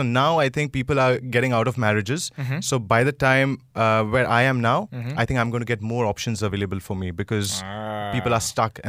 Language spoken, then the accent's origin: English; India; I'm an Indian